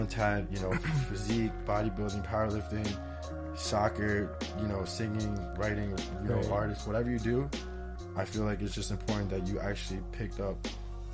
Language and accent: English; West Hempstead, New York, United States; now in Hicksville, United States; I'm from West Hempstead. I moved over to Hicksville.